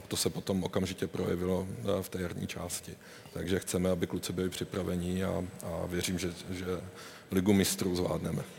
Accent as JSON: {"language": "Czech", "town": "Brno", "region": "South Moravian Region", "country": "Czechia", "said": "jako Brňák jsem, navždy, navždy budu"}